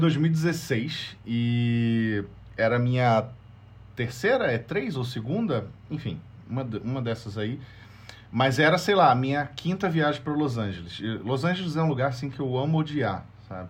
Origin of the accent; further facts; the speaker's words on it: Brazil; moved away; eu sou brasileiro, sou estrangeiro